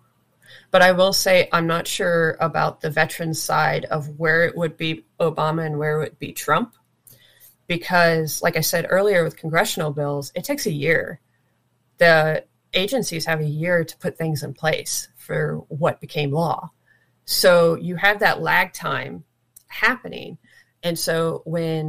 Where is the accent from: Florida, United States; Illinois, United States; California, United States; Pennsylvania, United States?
Florida, United States; moved away; also born or lived in Washington State / Kuwait; I'm from Florida